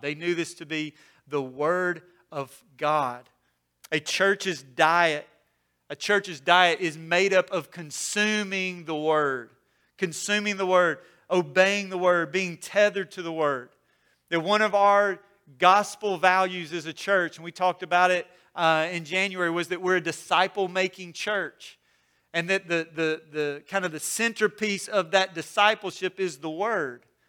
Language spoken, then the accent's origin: English; Mississippi, United States; I grew up in Mississippi